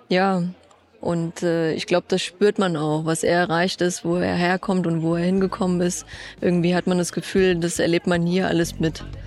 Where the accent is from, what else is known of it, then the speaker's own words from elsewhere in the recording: Eschborn, Hesse, Germany; Alles, was in Eschborn entstanden ist, ist mein Heimatort.